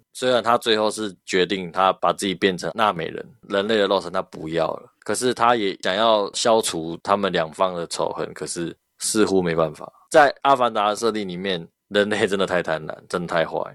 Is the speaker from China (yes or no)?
no; Taiwan; 我们台湾人讲就是你长得比较有个性一点